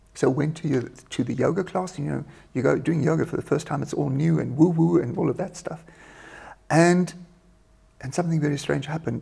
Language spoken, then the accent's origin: English; South Africa; moved away as an adult; now in Germany; I'm South African, born in South Africa in uh, a one horse town, and uh, moved to Germany in, uh, God, I almost forgot, but about uh, 28 years ago, 1991.